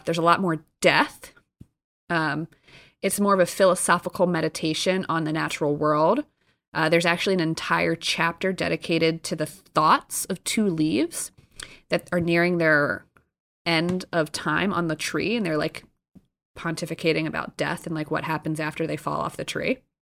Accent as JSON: {"language": "English", "region": "New Jersey", "country": "United States", "moved": "yes", "said": "I'm from Jersey"}